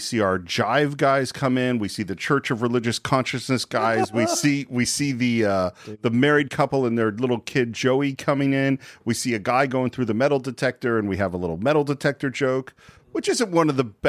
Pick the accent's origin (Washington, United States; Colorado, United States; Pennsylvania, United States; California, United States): California, United States; I grew up in California.